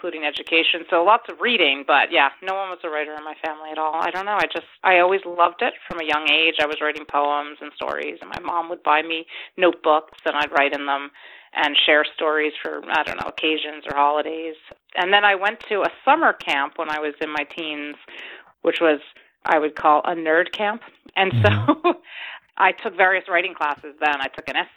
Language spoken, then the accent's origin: English; central suburban New Jersey, United States; moved away as an adult; now in Toronto, Canada; that's where I grew up, in this sort of beautiful, idyllic suburban area